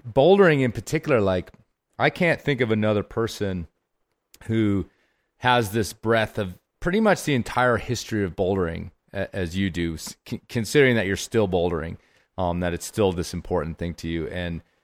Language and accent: English; Colorado, United States; I'm from Colorado